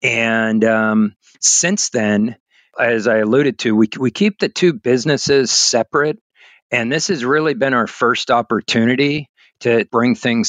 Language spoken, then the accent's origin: English; San Francisco, California, United States; also born or lived in Sonoma County, California; I grew up in San Francisco